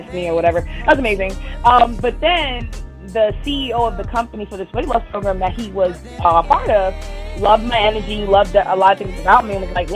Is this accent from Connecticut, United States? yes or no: no; New York City, New York, United States; I grew up in Brooklyn, New York, born and raised there